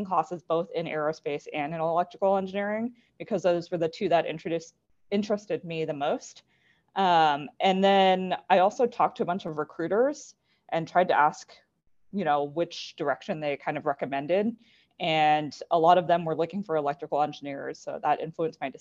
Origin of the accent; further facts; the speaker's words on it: Las Vegas, Nevada, United States; I grew up in Las Vegas, Nevada